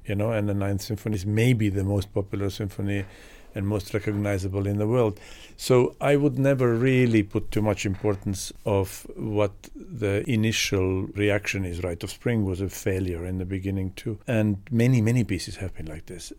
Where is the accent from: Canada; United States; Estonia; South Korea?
Estonia; moved away; Growing up in Estonia, which at that time was part of Soviet Union